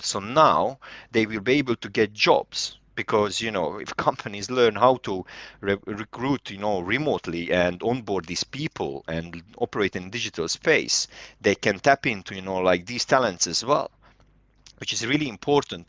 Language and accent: English; Serbia; moved away as an adult; also born or lived in London, United Kingdom; now in United Kingdom; Originally, I'm from Serbia, but I'm Hungarian, and, uh, I live in the U K since two thousand and twelve